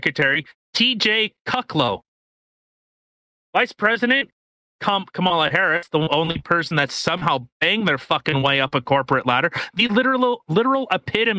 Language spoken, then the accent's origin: English; Canada; we're Canadian. We live in Canada